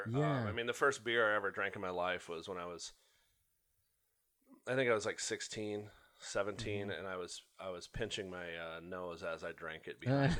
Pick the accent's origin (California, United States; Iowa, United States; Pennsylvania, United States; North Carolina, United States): Iowa, United States; Carroll; I was born in Carroll. So I'm a native Iowan. My grandparents' family farm is there.